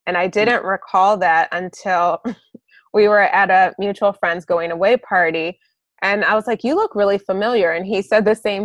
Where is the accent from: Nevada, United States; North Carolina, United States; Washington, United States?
Nevada, United States; Las Vegas; my interactions with police in my hometown